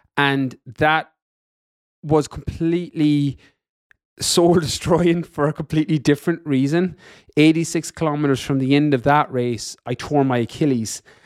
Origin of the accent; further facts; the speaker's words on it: west of Ireland, Ireland; moved away as an adult; also born or lived in London, United Kingdom / California, United States; I'm from Ireland, in the west of Ireland